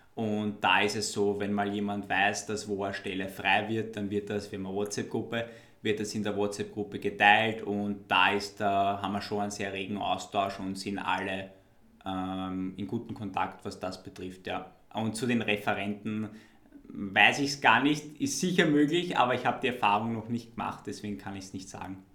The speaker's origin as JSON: {"language": "German", "town": "Wiener Neustadt", "region": "Lower Austria", "country": "Austria", "said": "für mich als Wiener Neustädter"}